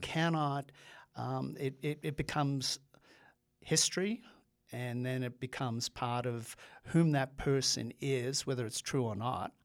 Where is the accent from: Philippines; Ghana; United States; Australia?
Australia; moved away as an adult; I'm an immigrant. I grew up in Australia. I came over here when I was on my nineteenth birthday to, um, go to college